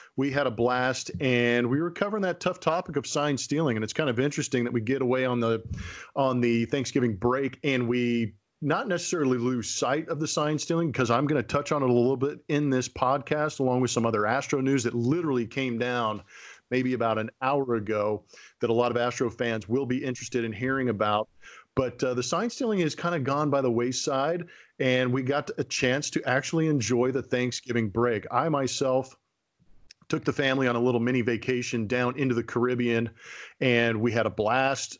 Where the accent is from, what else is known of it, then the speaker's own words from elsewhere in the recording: California, United States; growing up in California